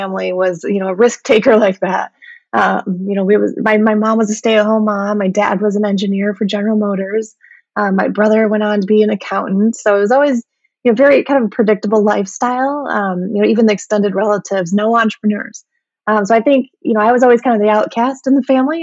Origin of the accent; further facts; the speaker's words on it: Midwest, United States; I grew up in the Midwest